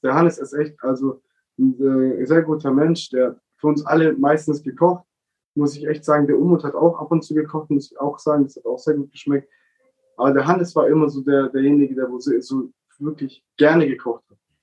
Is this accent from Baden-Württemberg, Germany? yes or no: yes; Baden-Württemberg, Germany; Wir Baden-Württemberger